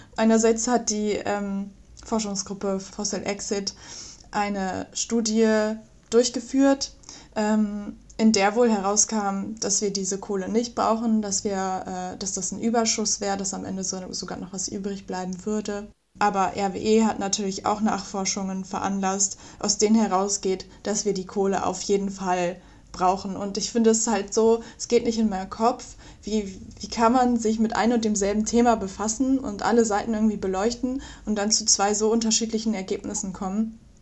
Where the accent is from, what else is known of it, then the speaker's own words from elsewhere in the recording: Mönchengladbach, North Rhine-Westphalia, Germany; moved away; Ich komme ursprünglich aus der Nähe aus Mönchengladbach, von Mönchengladbach